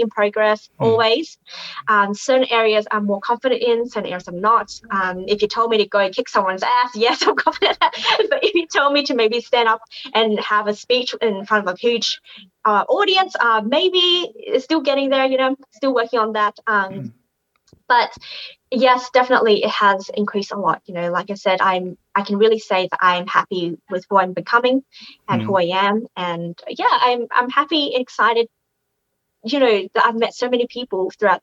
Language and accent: English; Australia; moved away as an adult; now in Canada; growing up in Australia